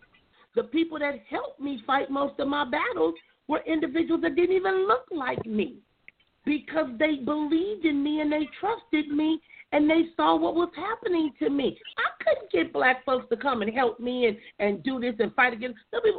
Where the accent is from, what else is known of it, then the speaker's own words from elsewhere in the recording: Compton, California, United States; also born or lived in Oceanside, California; Growing up in Compton, I remember when I moved to Oceanside at 19